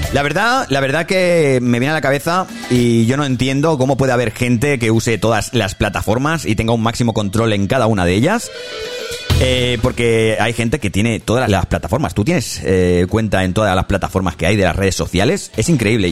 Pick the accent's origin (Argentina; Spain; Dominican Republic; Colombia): Spain; Barcelona, Catalonia; soy de Barcelona